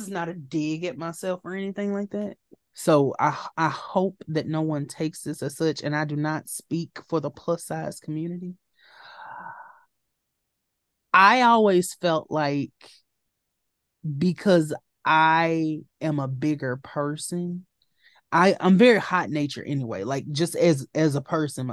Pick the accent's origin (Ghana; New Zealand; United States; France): United States; Louisiana; I'm from Bumtuck, Louisiana